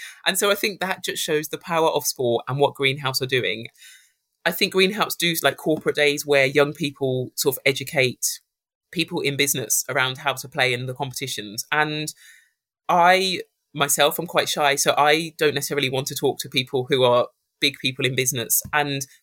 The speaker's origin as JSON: {"language": "English", "town": "Birmingham", "region": "West Midlands", "country": "United Kingdom", "tie": "born or raised there"}